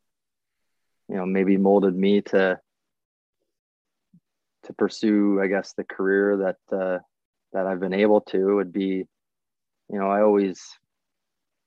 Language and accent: English; Wyoming, Ontario, Canada; moved away as an adult; also born or lived in Sarnia, Ontario; now in Metcalfe, Canada; So I was born in Sarnia, Ontario, and grew up in Wyoming, Ontario.